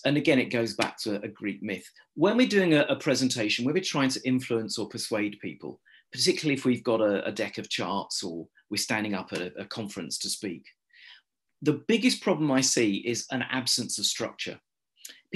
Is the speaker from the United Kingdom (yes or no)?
yes; United Kingdom; I'm British